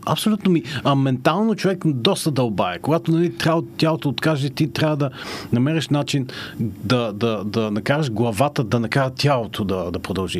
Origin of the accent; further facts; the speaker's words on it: Panagyurishte, Pazardzhik Province, Bulgaria; moved away; аз съм израснал в Панагюрище